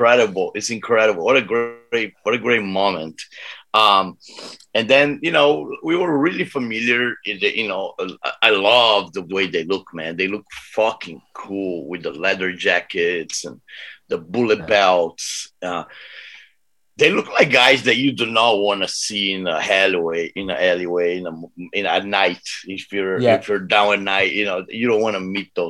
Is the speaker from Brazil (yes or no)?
yes; Brazil; I'm from Brazil.